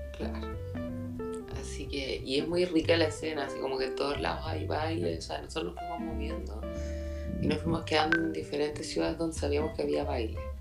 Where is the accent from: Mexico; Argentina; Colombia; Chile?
Chile